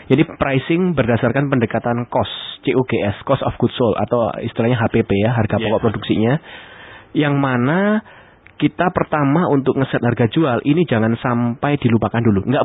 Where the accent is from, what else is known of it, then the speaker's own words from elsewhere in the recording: Surabaya, East Java, Indonesia; Ya memang saya orang Surabaya dan mengakuinya.